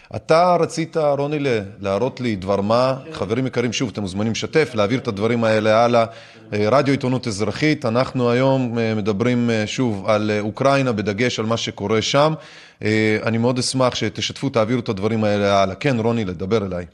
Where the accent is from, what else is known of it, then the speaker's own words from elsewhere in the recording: Minsk, Belarus; moved away; נולדתי במינסק בלארוס